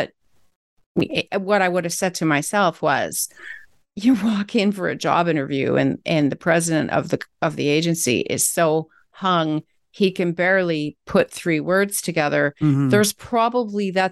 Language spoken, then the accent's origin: English; Canada; I'm a Canadian citizen doing work in the States.